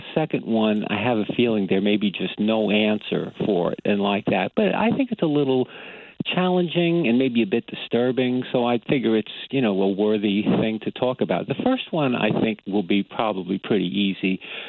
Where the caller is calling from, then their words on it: Brookhaven, New York, United States; I'm calling from Brookhaven in Long Island.